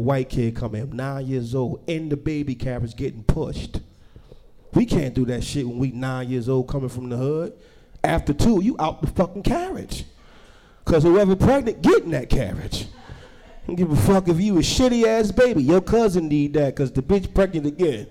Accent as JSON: {"language": "English", "town": "Newark", "region": "New Jersey", "country": "United States", "said": "I'm from Newark, New Jersey"}